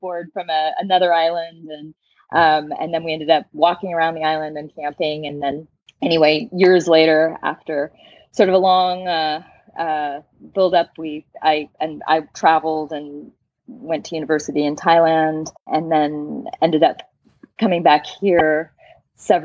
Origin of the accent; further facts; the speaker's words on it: San Francisco, California, United States; moved away as an adult; now in Tahiti, French Polynesia; I'm originally from San Francisco, California. And right now I'm talking to you from Chopo, Tahiti in French Polynesia